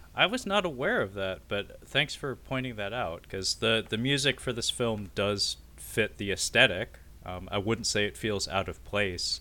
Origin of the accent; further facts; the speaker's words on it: Pacific Northwest, United States; us Pacific Northwesterners